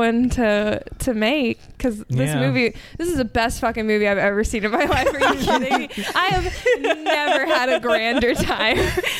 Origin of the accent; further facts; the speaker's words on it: Texas, United States; I'm from Texas